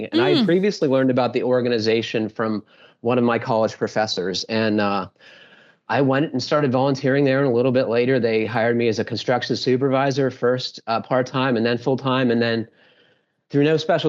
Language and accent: English; Pittsburgh, Pennsylvania, United States; So I grew up in the Pittsburgh area in the mid 80s.